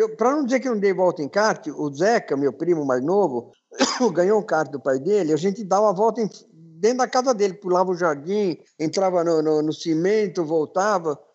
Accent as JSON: {"language": "Portuguese", "region": "São Paulo", "country": "Brazil", "tie": "born or raised there", "said": "Sou, sou, nasci aqui em São Paulo."}